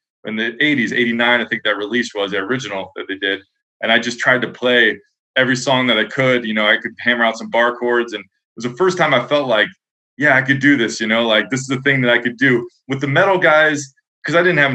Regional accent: Wilmington, Delaware, United States; I grew up like in Delaware, outside Philly, Wilmington.

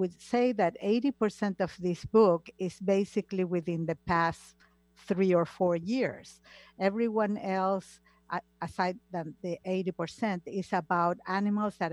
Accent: Argentina; moved away; I come from Argentina, and Argentina is a very old-fashioned country, like Italy

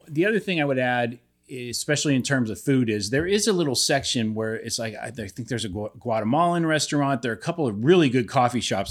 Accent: Youngstown, Ohio, United States; my hometown, Youngstown

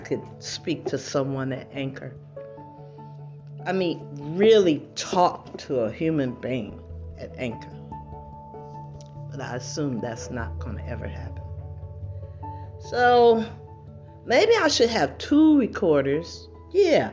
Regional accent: United States; I'm an American citizen.

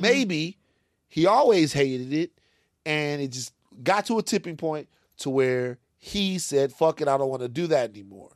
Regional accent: Louisiana, United States; I'm from Louisiana

